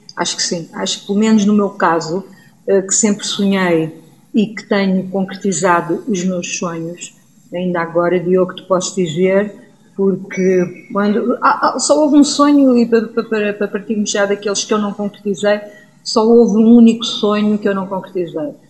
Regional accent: Vila Franca de Xira, Lisbon, Portugal; also born or lived in Guarda; eu nasci em Vila Franca, quer dizer, fui nascer à Guarda, mas estava em Vila Franca, fui só a Vila Franca porque era mais confortável para a minha mãe

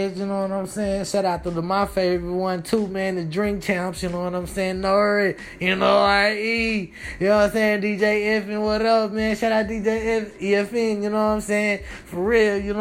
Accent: Dallas, Texas, United States; my Dallas background

